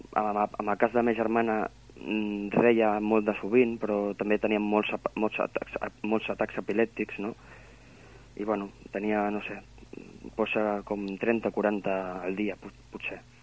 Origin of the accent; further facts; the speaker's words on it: Barcelona, Catalonia, Spain; also born or lived in Maçanet de la Selva / Sils; now in Sant Feliu de Guíxols, Spain; jo sóc de Barcelona, sóc nascut de Barcelona.